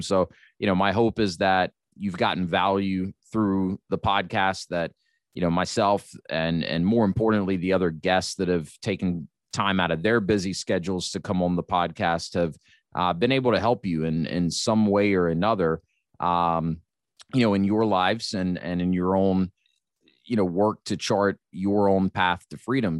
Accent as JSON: {"language": "English", "country": "United States", "said": "being an American"}